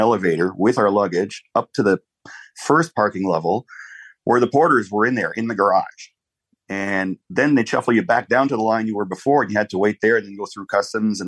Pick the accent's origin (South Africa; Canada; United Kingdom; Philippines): Canada; also born or lived in Ottawa; I am Canadian